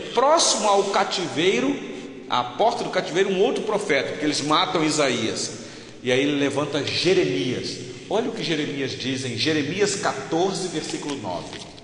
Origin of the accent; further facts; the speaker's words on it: Rio de Janeiro, Brazil; Eu sou eu sou natural do estado do Rio de Janeiro.